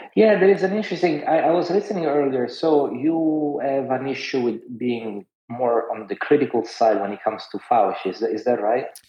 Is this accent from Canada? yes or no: no; Italy; moved away; I grew up in Italy